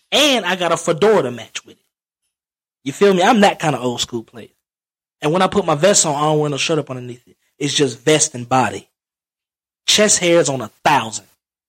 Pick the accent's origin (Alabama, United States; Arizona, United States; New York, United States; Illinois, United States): Alabama, United States; Back down, that was back when I'm from Alabama. I'm from Alabama.